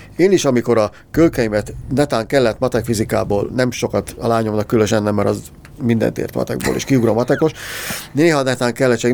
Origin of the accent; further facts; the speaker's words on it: Hungary; magyarok vagyunk